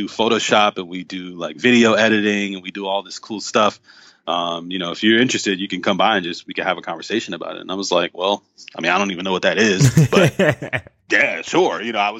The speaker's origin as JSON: {"language": "English", "town": "New York City", "region": "New York", "country": "United States", "tie": "born or raised there", "also_born_or_lived": "Atlanta", "said": "I was born in Bed-Stuy, mm-hmm. Brooklyn. And I lived with my aunt for the first seven years of my life in Bed-Stuy"}